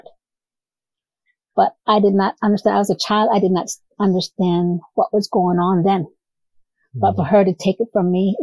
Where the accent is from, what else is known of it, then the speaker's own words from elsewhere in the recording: New Mexico, United States; moved away; I come from New Mexico. So I grew up during the civil rights movement